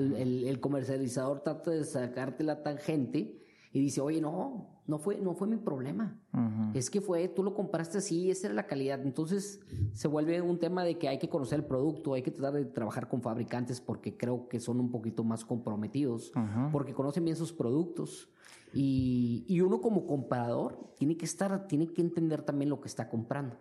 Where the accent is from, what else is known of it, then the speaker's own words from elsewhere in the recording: Mexico; now in China; como mexicanos